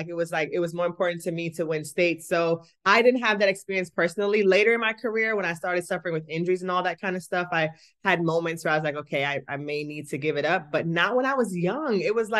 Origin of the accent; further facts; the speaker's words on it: Kingston, Jamaica; I'm from Kingston, Jamaica, and track and field is like the most popular sport there.